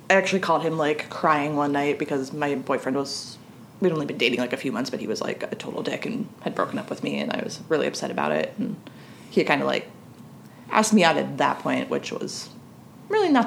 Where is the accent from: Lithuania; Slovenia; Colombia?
Lithuania; I'm from Lithuania and I consider myself a huge fan of your podcast.